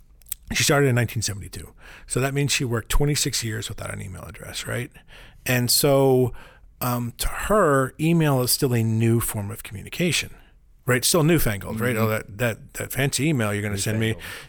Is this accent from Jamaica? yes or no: no; Richmond, Virginia, United States; I'm from Richmond, Virginia